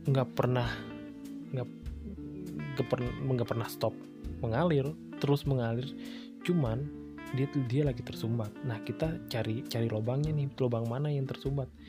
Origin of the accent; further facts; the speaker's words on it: Bali, Indonesia; gue lakuin di Bali karena memang gue gue udah planning ini bakal gue kerjain saat gue balik pulang kampung